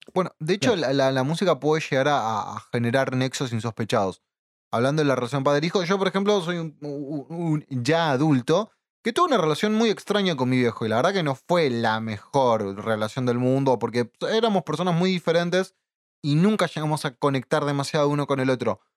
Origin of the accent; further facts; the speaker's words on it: San Martín, Buenos Aires Province, Argentina; nací y crecido en San Martín